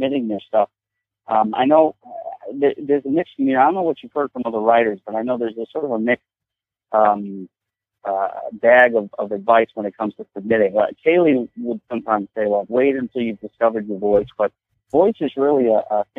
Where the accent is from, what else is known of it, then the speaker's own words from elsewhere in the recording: Forge River, New York, United States; growing up in Ford River